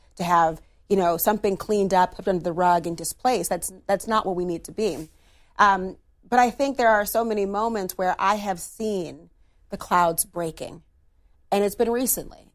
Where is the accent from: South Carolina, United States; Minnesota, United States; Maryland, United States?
Minnesota, United States; my home state of Minnesota